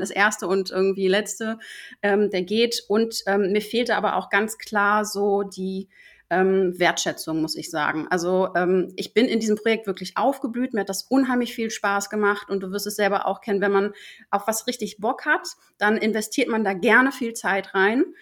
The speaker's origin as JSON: {"language": "German", "area": "Ruhr area", "region": "North Rhine-Westphalia", "country": "Germany", "moved": "as an adult", "lives_now": "Hamburg, Germany", "said": "komme aber eigentlich aus dem Ruhrpott"}